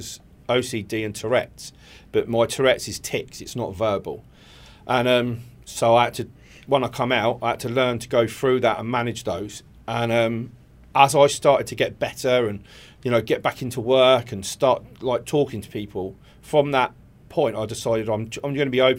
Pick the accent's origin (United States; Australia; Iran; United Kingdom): United Kingdom; Eastbourne, South East England; I'm originally from Eastbourne